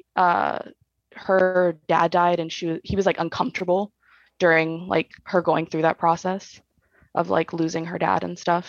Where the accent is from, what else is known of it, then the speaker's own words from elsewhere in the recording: Bakersfield, California, United States; now in Orange County, United States; I'm technically, I'm from Bakersfield